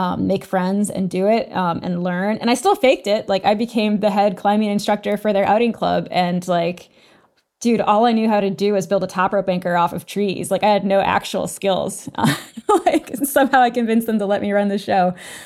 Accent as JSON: {"language": "English", "region": "New England", "country": "United States", "tie": "born or raised there", "also_born_or_lived": "Maine", "moved": "yes", "lives_now": "Denver, United States", "said": "I currently live just outside of Denver, but I grew up in New England"}